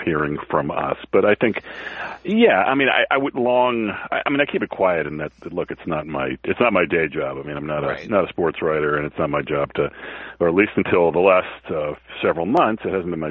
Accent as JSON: {"language": "English", "town": "Newton", "region": "Massachusetts", "country": "United States", "tie": "born or raised there", "also_born_or_lived": "Boston", "moved": "as an adult", "said": "I grew up in Newton, Mass, and I was, but then I lived in Boston in my early 20s, but since, I guess, 1994, I haven't lived there"}